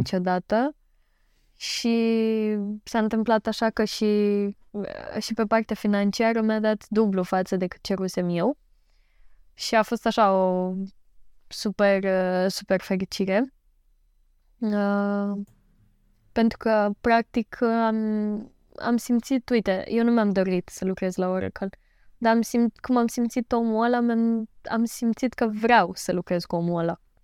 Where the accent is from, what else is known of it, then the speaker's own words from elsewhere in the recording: Galați, Galați County, Romania; sunt din Galați